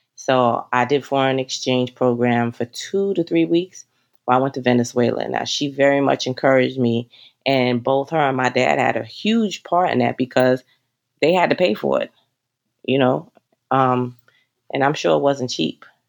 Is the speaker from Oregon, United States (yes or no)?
no; New York City, New York, United States; also born or lived in Northern Westchester County, New York; now in Westchester County, United States; I am from Bronx, New York